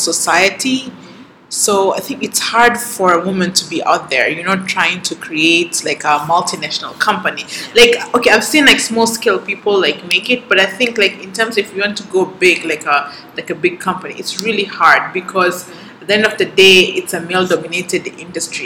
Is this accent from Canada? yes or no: no; Mombasa, Mombasa County, Kenya; also born or lived in Saudi Arabia / Minnesota, United States; I was born in Mombasa. I grew up here. In a nutshell, I did my primary in Kenya, high school in Saudi Arabia, and then I did my university in America.